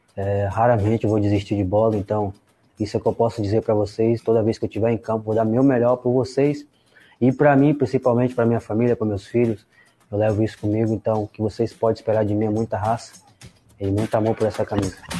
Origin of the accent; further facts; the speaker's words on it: Camacan, Bahia, Brazil; moved away; Eu sou natural de Camacan, na Bahia, interior, cidade muito pequena